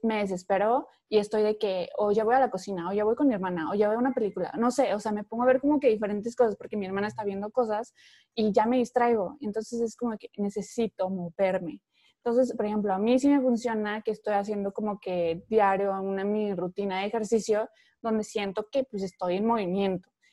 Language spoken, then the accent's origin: Spanish; Veracruz, Mexico; now in Monterrey, Mexico; yo soy de Veracruz y estando en Monterrey